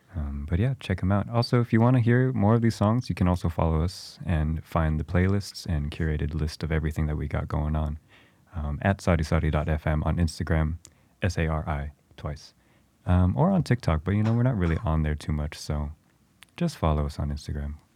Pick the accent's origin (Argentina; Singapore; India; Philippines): Philippines; we are both Filipino